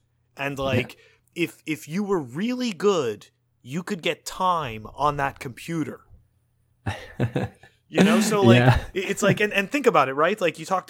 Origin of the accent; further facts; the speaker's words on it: Montreal, Quebec, Canada; but I grew up in Montreal, so there was no surfing.